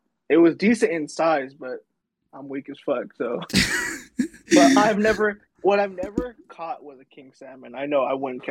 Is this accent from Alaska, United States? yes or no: yes; Alaska, United States; I'm from Alaska